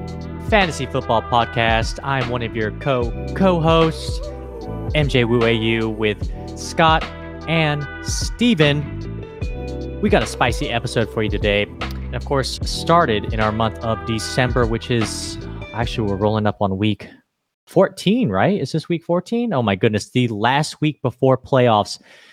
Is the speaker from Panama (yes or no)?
no; Philippines; If you didn't know, I am Filipino. And if you don't know what Filipinos do, they sing karaoke.